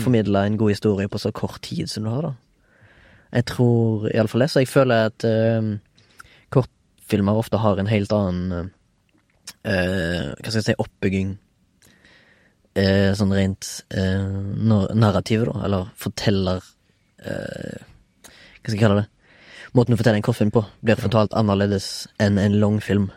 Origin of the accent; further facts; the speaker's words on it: Haugesund, Rogaland, Norway; now in Oslo, Norway; Jeg er fortsatt ifra Haugesund, men bor i Oslo.